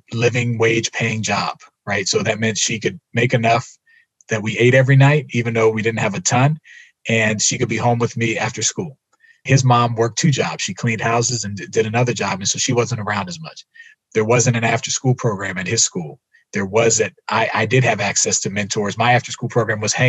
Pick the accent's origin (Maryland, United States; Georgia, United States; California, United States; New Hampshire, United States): Maryland, United States; Silver Spring; I'm from Silver Spring, Maryland, no connection to Chicago